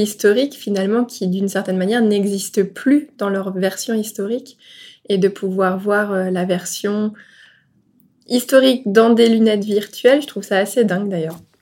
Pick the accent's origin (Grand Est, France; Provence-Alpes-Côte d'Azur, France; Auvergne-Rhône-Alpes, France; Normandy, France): Normandy, France; near Pont-de-l'Arche; moved away; j'ai découvert une nouvelle ville dans ma région natale que je ne connaissais pas